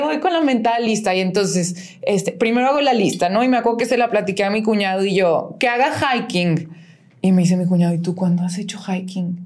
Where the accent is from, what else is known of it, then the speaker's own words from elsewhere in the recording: León, Guanajuato, Mexico; soy de León